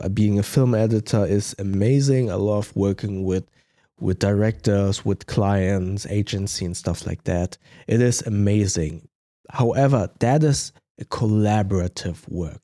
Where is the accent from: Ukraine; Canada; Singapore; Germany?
Germany; accent: German; English is a second language; my German accent